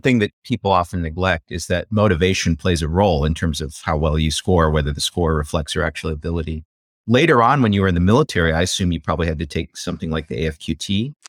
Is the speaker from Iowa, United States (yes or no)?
yes; Iowa, United States; I grew up in Iowa hunting